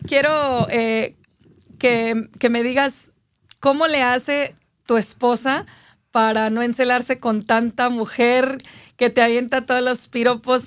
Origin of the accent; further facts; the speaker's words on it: Aguascalientes, Mexico; yo soy de Aguascalientes